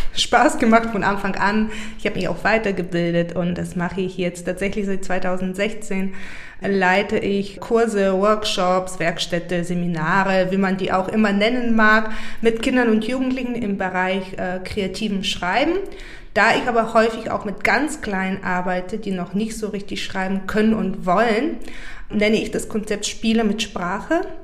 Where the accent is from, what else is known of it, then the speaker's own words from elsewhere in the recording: Burgas, Burgas Province, Bulgaria; moved away; Da habe ich über meine Heimstadt ein Gedicht geschrieben. Also ich komme aus Burgas